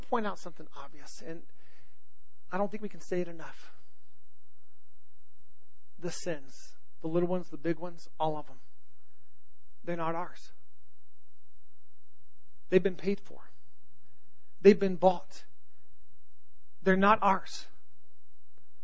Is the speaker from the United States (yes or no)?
yes; Southern California, United States; also born or lived in North Carolina; I grew up in Southern California